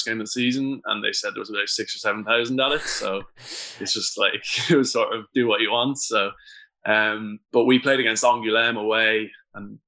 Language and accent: English; Ireland; speaking as an Irish guy